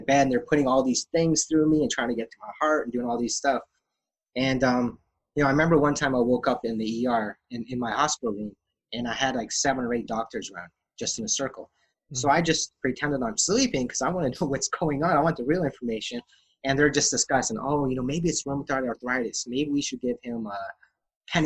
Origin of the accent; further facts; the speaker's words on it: Calgary, Alberta, Canada; when I was born premature in Calgary, Alberta